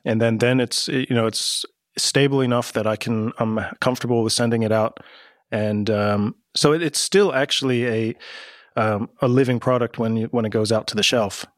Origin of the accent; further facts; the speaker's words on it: United States; moved away as an adult; now in Amsterdam, Netherlands; I grew up in America